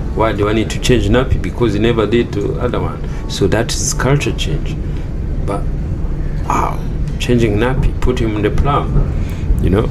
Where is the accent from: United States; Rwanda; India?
Rwanda; moved away as an adult; now in Australia; when I grew up in Rwanda, when I finished, so I used to work for my dad's business